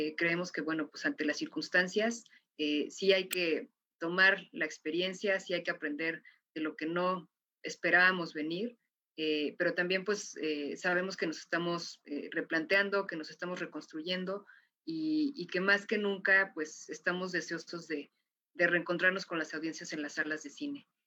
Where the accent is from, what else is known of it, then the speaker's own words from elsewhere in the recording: Mexico; como mexicana